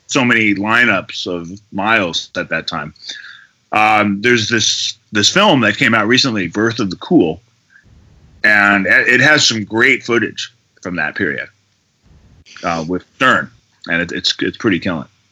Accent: Berkeley, California, United States; I grew up near the Berkeley Oakland border

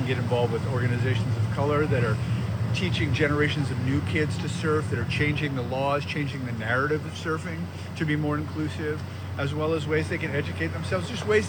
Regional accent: Manhattan Beach, California, United States; I grew up in Manhattan Beach in surf culture.

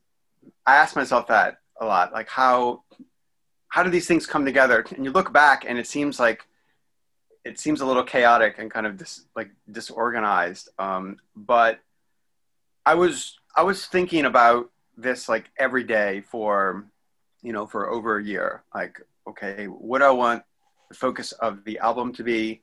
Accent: New Orleans, Louisiana, United States; moved away; also born or lived in Italy / New York City; My experiences in Italy, growing up in New Orleans, like living in New York City

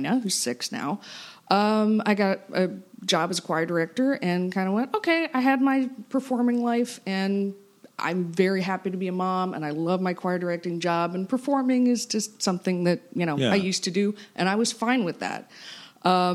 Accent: Melbourne, Florida, United States; also born or lived in Ohio / New York City; I was raised here in Brevard County. I grew up in Melbourne

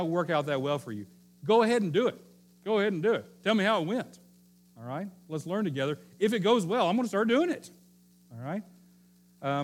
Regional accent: the Bible Belt, the South, United States; I grew up in the Bible Belt

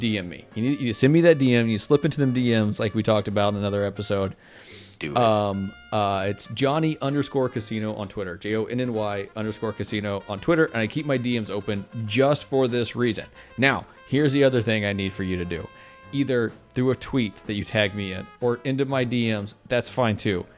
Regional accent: Texas, United States; I'm a Texan and I say y'all.

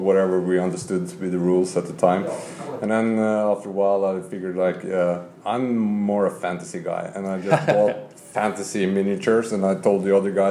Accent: Molde, Møre og Romsdal, Norway; English is a second language; moved away as an adult; now in Oslo, Norway; I'm come from a small town called Molde, and I've been living here in Oslo for almost 10 years now

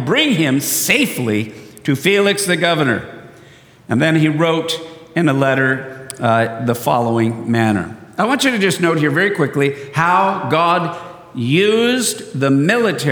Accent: San Diego, California, United States; I was born and raised in San Diego

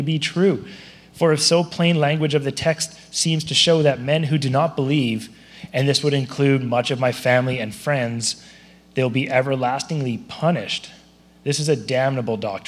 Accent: Surrey, British Columbia, Canada; also born or lived in Abbotsford; I grew up in Surrey.

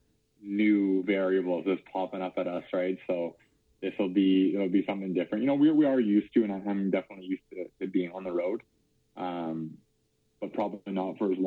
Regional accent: Calgary, Alberta, Canada; I'm a Calgary boy

